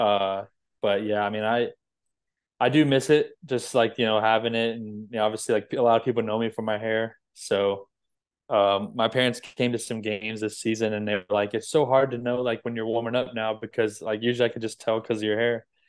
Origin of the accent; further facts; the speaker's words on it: Florida, United States; I was from Florida